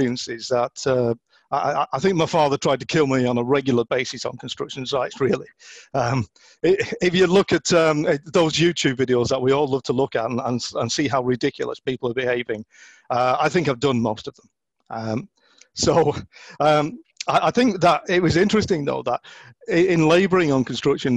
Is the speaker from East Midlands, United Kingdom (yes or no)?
no; Oldham, North West England, United Kingdom; I was brought up in Oldham